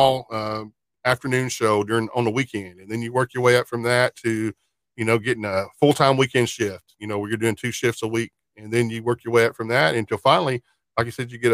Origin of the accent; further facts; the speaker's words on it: small town south of Fort Worth, Texas, United States; I'm a lifelong resident of Fort Worth, Texas. I was born in Fort Worth. Now, I grew up in a little small town kind of south of Fort Worth as a kid.